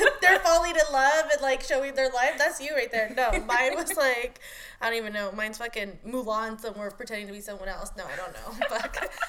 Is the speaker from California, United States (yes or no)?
yes; the Valley, California, United States; because we grew up here in the Valley